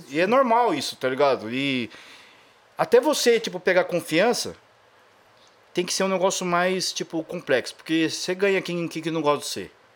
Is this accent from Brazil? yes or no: yes; Brazil; moved away as an adult; also born or lived in Japan; sou do Brasil